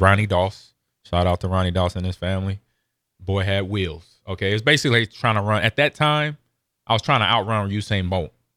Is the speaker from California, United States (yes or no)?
yes; Los Angeles, California, United States; also born or lived in Omaha; now in Lincoln, United States; growing up in Los Angeles, coming back here, being in Omaha and then eventually Lincoln